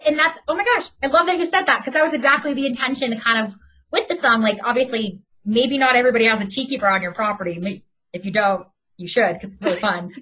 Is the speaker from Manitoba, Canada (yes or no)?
no; Oakville, Ontario, Canada; I'm from Oakville, just outside of Toronto